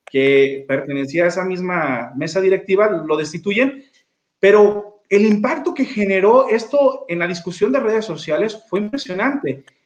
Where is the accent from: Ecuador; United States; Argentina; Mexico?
Mexico